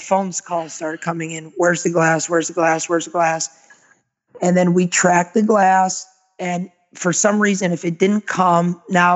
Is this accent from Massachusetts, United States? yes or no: yes; Agawam, Massachusetts, United States; moved away as an adult; now in Naples, United States; we're originally from Western Massachusetts, a town called Agawam. So we relocated in 2002 to Naples, Florida